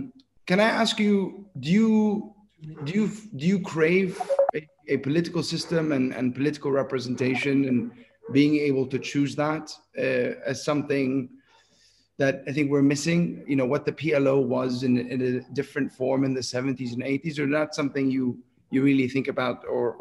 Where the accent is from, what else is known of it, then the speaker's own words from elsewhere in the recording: West Bank, Palestine; also born or lived in Jerusalem; we're roughly part of the same generation, you and I, and I'm from the West Bank, but I was, you know, I went to school in Jerusalem